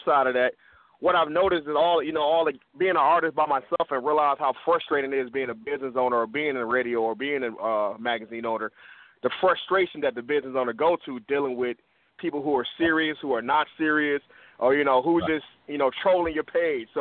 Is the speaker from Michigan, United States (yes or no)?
yes; Detroit, Michigan, United States; now in West Coast, United States; I'm originally from Detroit, Michigan. I'm on the West Coast right now.